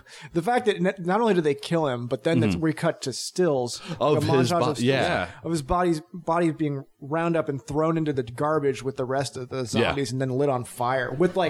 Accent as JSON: {"language": "English", "region": "Texas", "country": "United States", "also_born_or_lived": "New Jersey / St. Louis", "said": "I'm from Texas, New Jersey, St. Louis."}